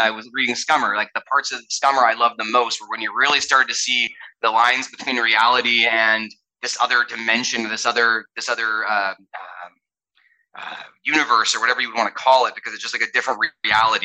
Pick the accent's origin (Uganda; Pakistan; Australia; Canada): Canada; also born or lived in United States; I'm a Canadian and an American